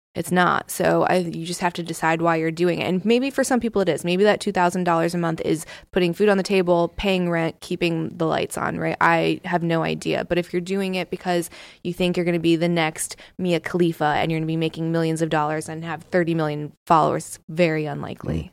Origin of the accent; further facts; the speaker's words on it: Southern California, United States; moved away; also born or lived in East Coast, United States / Southern US; I'm from Southern California originally